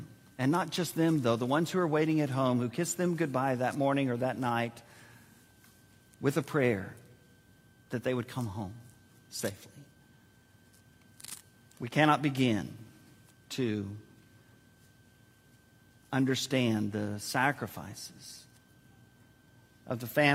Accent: San Antonio, Texas, United States; Joyce and I were born and raised in San Antonio

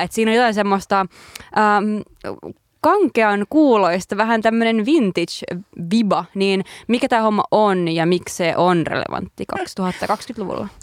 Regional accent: Lievestuore, Central Finland, Finland; kotikylässäni Lievestuoreella

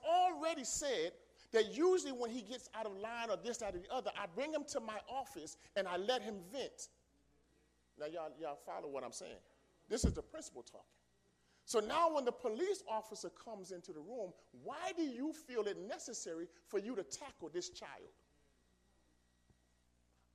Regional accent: New York City, New York, United States; also born or lived in Philadelphia; I grew up in New York, in the Bronx, New York

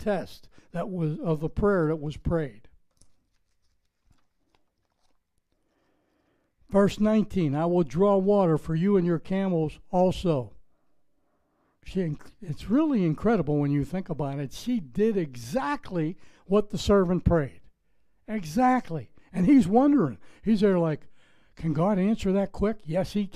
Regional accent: Pittsburgh, Pennsylvania, United States; accent: Pittsburgh; moved away as an adult; now in Florida, United States; I'm from Pittsburgh, Pennsylvania. We were pretty friendly when I left there 30 years ago

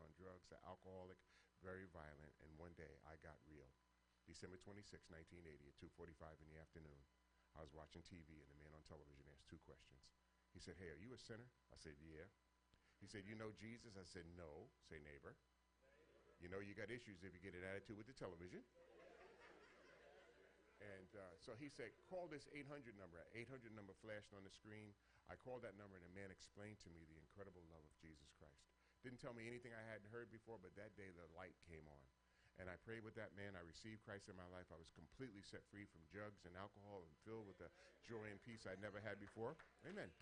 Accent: New York City, New York, United States; Born and raised in New York City, grew up in a very dysfunctional family

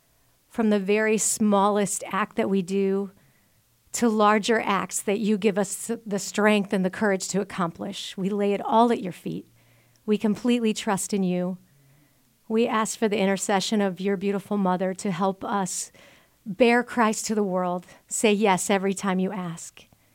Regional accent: Spanish Lake, Missouri, United States; Absolutely. I was born in Spanish Lake, Missouri, so St. Louis, Missouri

